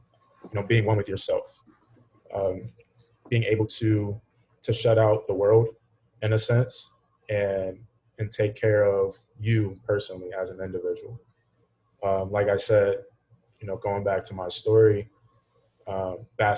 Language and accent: English; Hagerstown, Maryland, United States; moved away as an adult; now in Florida, United States; back here in the States, from Hagerstown, Maryland